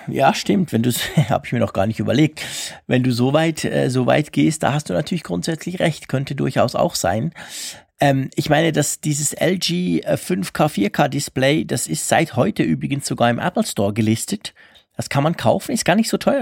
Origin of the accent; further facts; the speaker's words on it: Switzerland; bei uns in der Schweiz